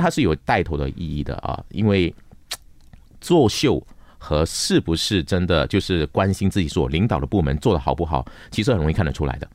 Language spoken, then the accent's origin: Chinese; Malaysia